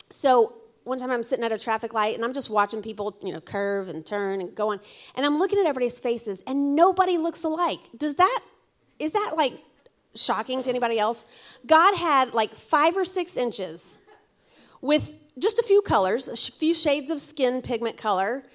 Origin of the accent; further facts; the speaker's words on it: Alabama, United States; now in New England, United States; I'm from Alabama